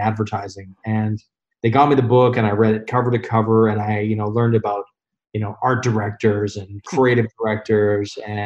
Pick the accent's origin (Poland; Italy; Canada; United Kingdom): Canada; Calgary, Alberta; moved away as an adult; also born or lived in Toronto, Canada / Denmark; I'm from Calgary, Alberta, originally, and then moved to Toronto when I was 23